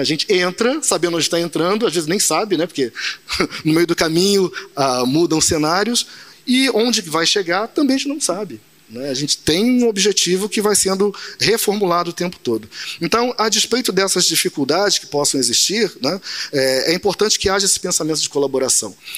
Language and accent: Portuguese; Nova Iguaçu, Rio de Janeiro, Brazil; Nasci em Nova Iguaçu, morei minha infância e juventude tudo ali